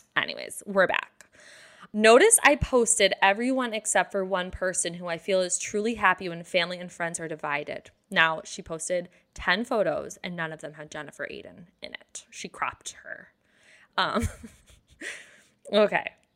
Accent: Detroit, Michigan, United States; I'm from Detroit

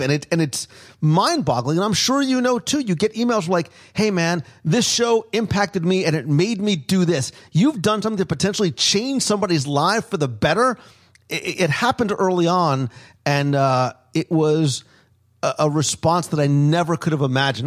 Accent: New Jersey, United States; I grew up in Jersey

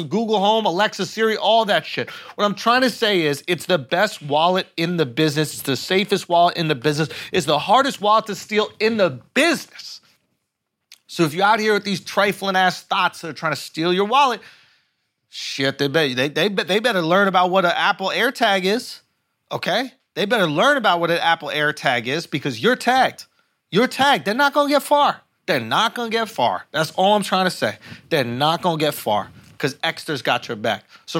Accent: Philippines; That's why we're fucking Filipinos

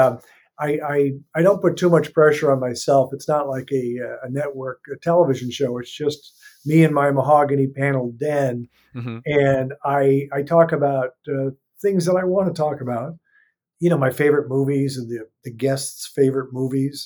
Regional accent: Minnesota, United States; moved away as an adult; now in Los Angeles, United States; I grew up in Minnesota

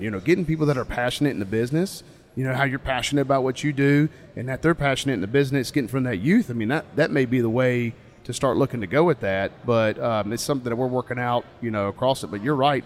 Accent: North Carolina, United States; I'm from North Carolina, so in our state

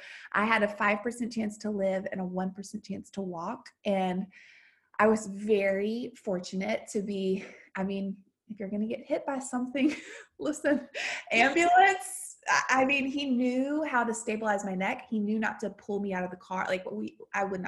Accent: the South, United States; now in Nashville, United States; I grew up in the South

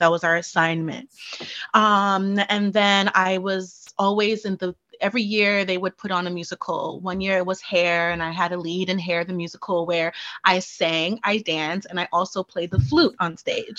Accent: Brooklyn, New York, United States; In Bushwick, actually.

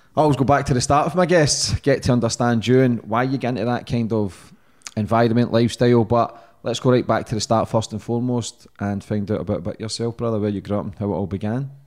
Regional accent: Glasgow, Scotland, United Kingdom; where I grew up in Glasgow

